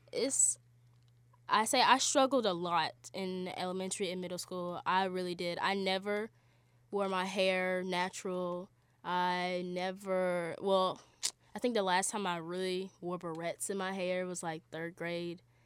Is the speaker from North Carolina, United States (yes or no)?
yes; Charlotte, North Carolina, United States; moved away as an adult; I'm from Charlotte, North Carolina.